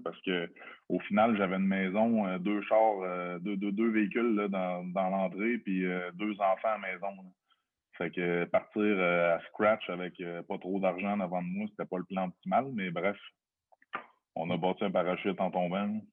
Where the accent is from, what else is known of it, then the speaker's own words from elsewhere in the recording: Lévis, Quebec, Canada; la maison, elle se trouve sur rive sud de Québec. Born and raised depuis, euh, toujours, le 8-3 pour, euh, pour, ceux, qui connaissent. sur la rive sud de Québec, en fait, Charny